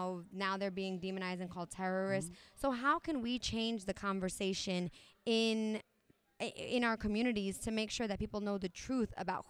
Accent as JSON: {"language": "English", "region": "New York", "country": "United States", "moved": "yes", "said": "I'm originally from New York, so I'm 3,000 miles away from there. I'm even further from Puerto Rico. Most of my family at this point is in New York, New Jersey"}